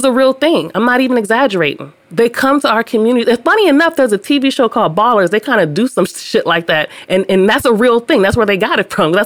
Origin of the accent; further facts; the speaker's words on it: Los Angeles, California, United States; I grew up in South Central